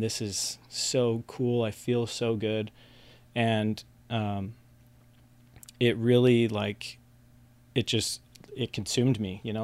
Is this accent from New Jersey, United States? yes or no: no; West Valley City, Utah, United States; also born or lived in Salt Lake City; I was born in Salt Lake City, uh, grew up in West Valley City, which is kind of like the armpit southwest of Salt Lake City